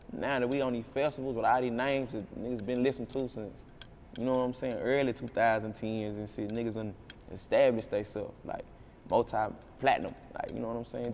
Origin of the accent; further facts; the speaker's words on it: Jacksonville, Texas, United States; I'm from Texas. Like, this the only land I know.